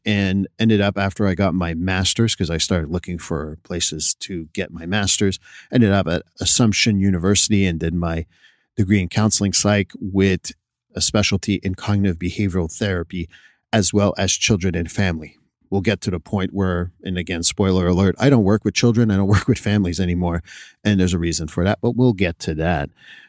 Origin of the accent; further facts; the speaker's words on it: Montreal, Quebec, Canada; first language French; English is a second language; now in United States; I'm born and raised in Montreal, Quebec. So when you move to a different country, there is certain adaptations you have to do.